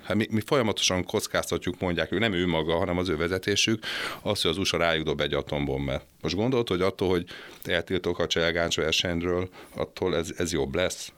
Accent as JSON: {"language": "Hungarian", "country": "Hungary", "said": "fölnőttem egy, egy, egy olyan családban, ahol, ahol az volt a divat, hogy hol a zoláokat, hol a, hol a cseheket szittuk, meg, meg a szerbeket, hogy mit műveltek itt"}